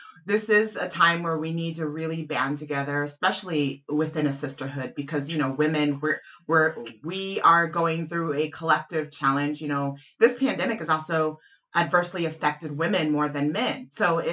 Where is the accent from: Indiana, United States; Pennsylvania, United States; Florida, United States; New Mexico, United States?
New Mexico, United States; I grew up in New Mexico